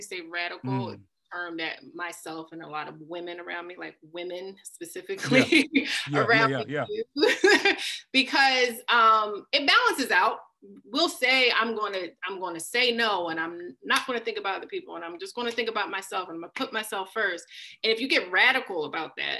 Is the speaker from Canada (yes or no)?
no; Philadelphia, Pennsylvania, United States; being born and raised in Philly and one of the toughest parts of Philly